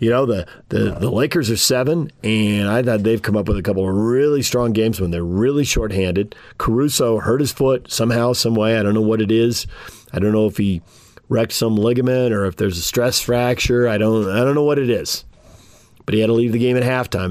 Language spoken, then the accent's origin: English; San Diego, California, United States; moved away; I grew up in San Diego and grew up going to their games